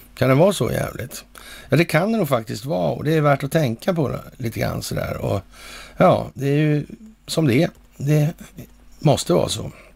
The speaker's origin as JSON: {"language": "Swedish", "country": "Sweden", "said": "här hemma i Sverige"}